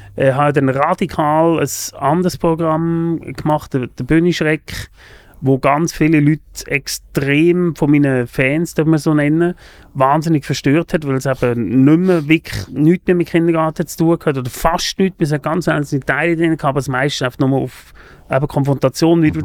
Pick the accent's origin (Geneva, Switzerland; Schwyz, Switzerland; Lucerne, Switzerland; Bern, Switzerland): Lucerne, Switzerland; a small town near; also born or lived in Germany; Ich bin in Deutschland geboren, aus Deutschland gekommen, in ein kleines Dörfli äh, oder in ein Dorf, oder ein kleines Städtchen kann man sagen, vor Luzern